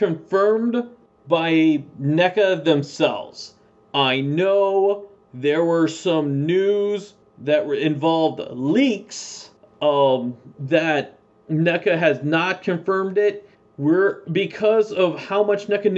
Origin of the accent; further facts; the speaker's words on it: East Coast, United States; I grew up in the East Coast